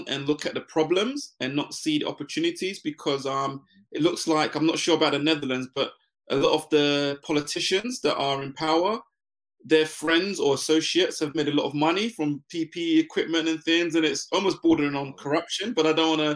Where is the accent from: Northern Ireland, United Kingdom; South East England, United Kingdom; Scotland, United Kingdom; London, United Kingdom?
London, United Kingdom; also born or lived in Ghana; I moved to the UK to join my mum.